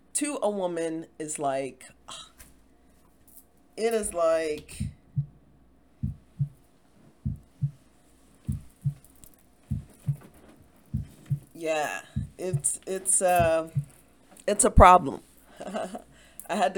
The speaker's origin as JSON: {"language": "English", "town": "Baltimore", "region": "Maryland", "country": "United States", "said": "I'm from Baltimore"}